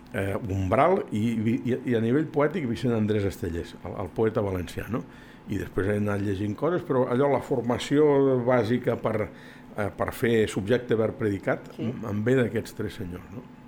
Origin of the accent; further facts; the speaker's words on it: La Granja d'Escarp, Catalonia, Spain; el paisatge que surt és del meu poble